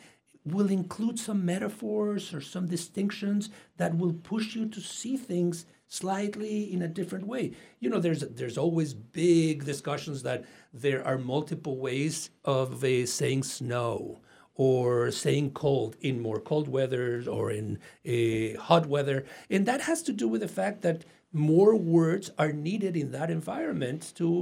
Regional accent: Mexico; accent: Mexican; My Mexican accent.

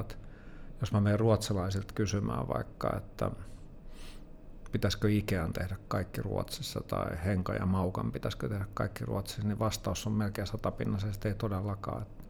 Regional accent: Helsinki, Uusimaa, Finland; mä oon itä-helsinkiläinen kuitenkin että mä oon kasvanut Kontulassa ja Myllypurossa

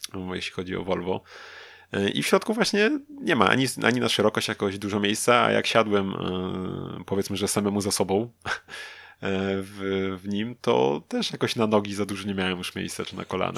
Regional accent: Lublin, Lublin Voivodeship, Poland; u nas w Lublinie

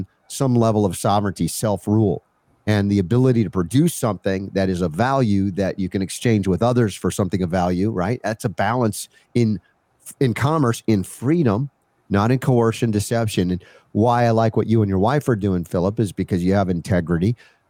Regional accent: United States; growing up in America.

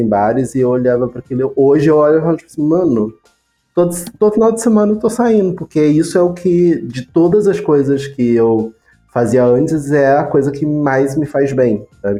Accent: Brazil; A gente é brasileiro

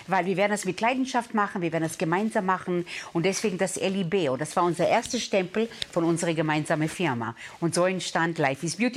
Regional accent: Israel; Ich glaube, wenn du aus dem äh, Mittleren Osten kommst, ich bin in Israel aufgewachsen, ja, und äh, wenn du dort mit deiner Großfamilie auswächst

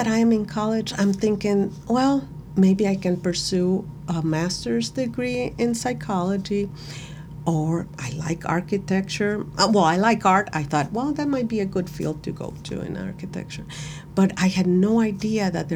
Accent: Puerto Cortés, Cortés, Honduras; English is a second language; now in United States; I am from Puerto Cortes, Honduras. Honduras is in the center of Central America. Mm-hmm. It's a very small country. And my town where I grew up, it's in the coastal area

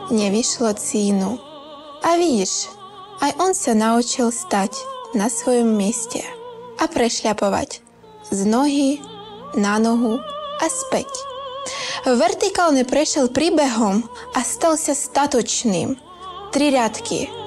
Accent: Mukachevo, Zakarpattia Oblast, Ukraine; Slovak is a second language; moved away as an adult; now in Slovakia; Ja som z Mukačeva, to je mesto v Ukrajine pri hranicách so Slovenskom. Moje rodina je celá na Ukrajine. Ja som tu vlastne sama.

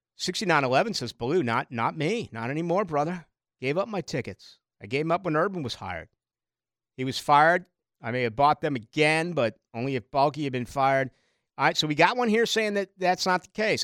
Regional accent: Brockton, Massachusetts, United States; now in Jacksonville, United States; where I grew up in Brockton, Massachusetts.

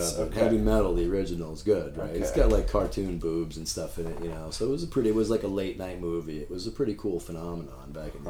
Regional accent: Boston, Massachusetts, United States; because I'm from Boston. I sound like a douchebag.

